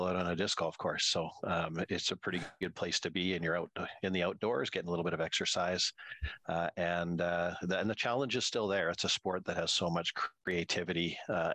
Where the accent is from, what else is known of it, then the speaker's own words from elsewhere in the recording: Prince George, British Columbia, Canada; as a kid, really, growing up in Prince George.